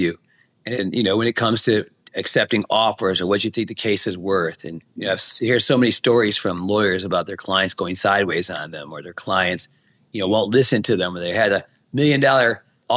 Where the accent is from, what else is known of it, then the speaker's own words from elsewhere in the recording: Detroit, Michigan, United States; also born or lived in California; now in Las Vegas, United States; I grew up in Michigan, and then I moved to California, but now I'm in Vegas.